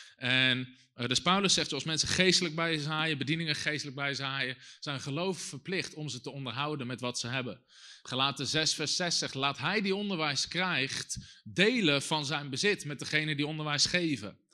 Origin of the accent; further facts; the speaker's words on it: Netherlands; als Nederlanders